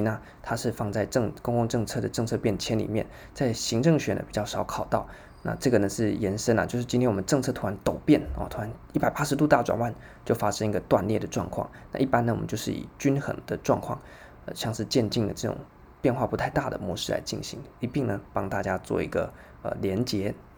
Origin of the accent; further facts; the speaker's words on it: Taiwan; 我们台湾人就应该很熟悉的